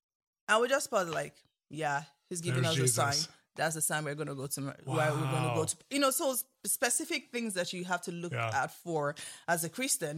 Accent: Calabar, Cross River, Nigeria; you know, my lovely pastor I grew up with in Calabar, where I went to school.

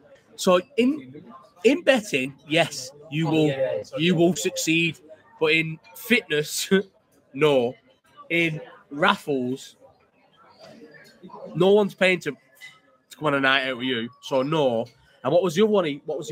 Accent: Scotland, United Kingdom; Yeah, damn right, I'm Scottish.

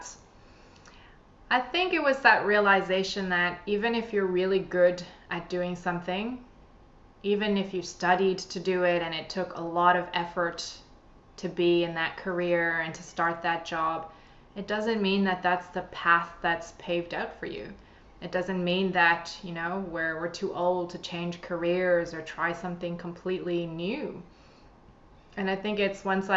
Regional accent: Canada; moved away as an adult; now in Sydney, Australia; I'm originally from Canada.

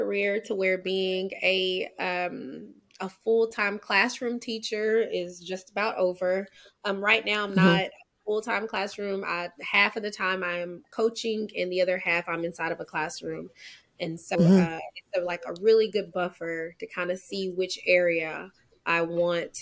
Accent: Daingerfield, Texas, United States; also born or lived in Kaysen, Texas; Born and raised in Kaysen, Texas. But I grew up in Dangerfield

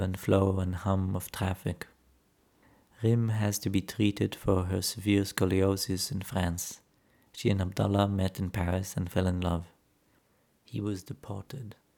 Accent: Jerusalem, Jerusalem District, Israel; moved away as an adult; now in Berlin, Germany; Growing up in Jerusalem

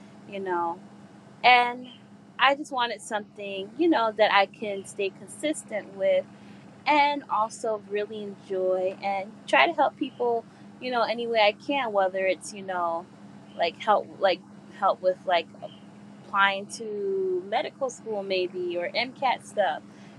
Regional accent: Paterson, New Jersey, United States; I'm from Paterson, New Jersey

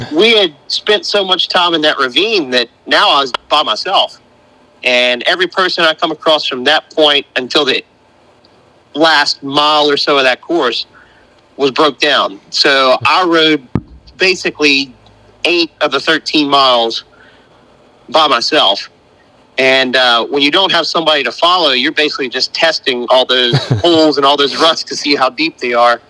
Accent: North Carolina, United States; I'm from North Carolina, and I, I, don't feel like I have near as thick an accent as, as what Buren has.

